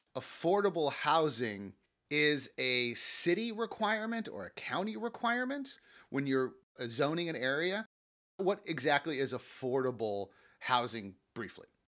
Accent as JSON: {"language": "English", "town": "Los Angeles", "region": "California", "country": "United States", "tie": "born or raised there", "said": "I grew up in the San Fernando Valley"}